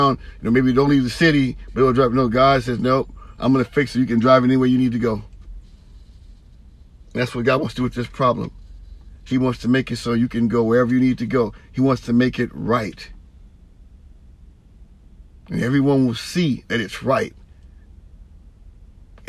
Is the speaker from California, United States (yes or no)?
yes; San Francisco and Oakland area, California, United States; now in Vallejo, United States; I'm from San Francisco and Oakland area and now Vallejo